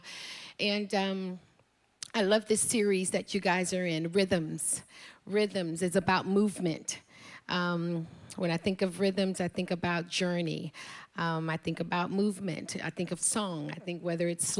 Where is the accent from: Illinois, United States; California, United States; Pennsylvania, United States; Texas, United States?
Texas, United States; Dallas; also born or lived in Houston, Texas; I grew up in Houston, Texas. I was raised by my grandparents